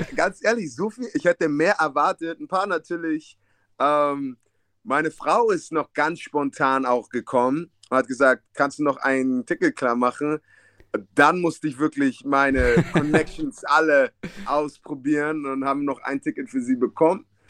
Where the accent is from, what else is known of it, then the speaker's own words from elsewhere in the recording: Hamburg, Germany; moved away as an adult; ich bin in Ostdorf aufgewachsen, ja. was in West-Hamburg ist